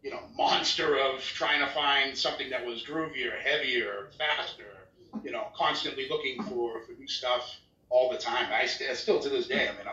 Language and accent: English; Chelsea, Massachusetts, United States; now in Canada; I'm from the Boston area. I was actually born right outside of Boston, a city called Chelsea.